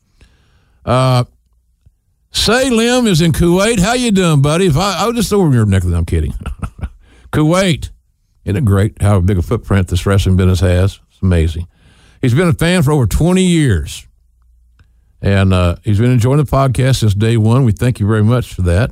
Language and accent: English; Norman, Oklahoma, United States; my hometown of Norman